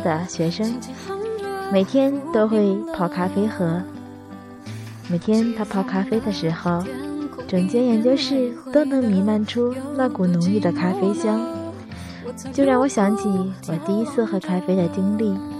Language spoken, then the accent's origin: Chinese; Tianjin, China; 相信如果你也生活在天津，或者曾经生活在天津，一定应该知道这个节目。不错。我也是听着那个节目慢慢长大的。